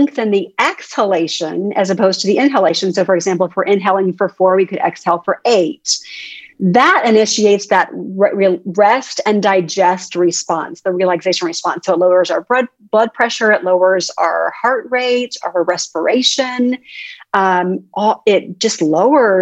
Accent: Texas, United States; I'm from Texas.

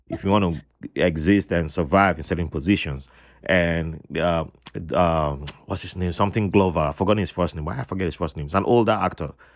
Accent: South South Nigeria, Nigeria; my part of Nigeria, the South Southern

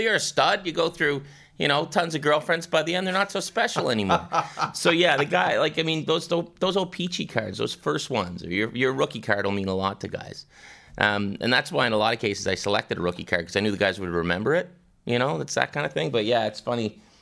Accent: Pictou County, Nova Scotia, Canada; now in Toronto, Canada; where Sid and I grew up, we're both from Nova Scotia

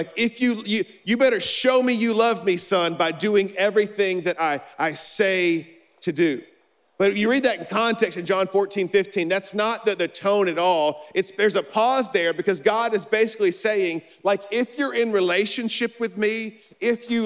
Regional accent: Alabama, United States; I'm from Alabama

